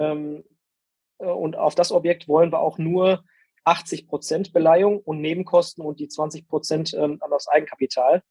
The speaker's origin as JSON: {"language": "German", "town": "Castrop-Rauxel", "region": "North Rhine-Westphalia", "country": "Germany", "tie": "born or raised there", "also_born_or_lived": "Dortmund", "said": "in Castro Brauxel, in meiner Heimatstadt"}